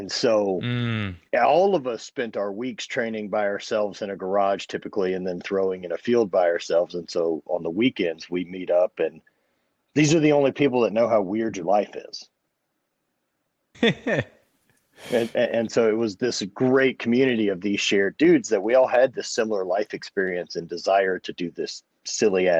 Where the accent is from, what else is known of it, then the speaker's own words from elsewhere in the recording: Louisiana, United States; growing up in Louisiana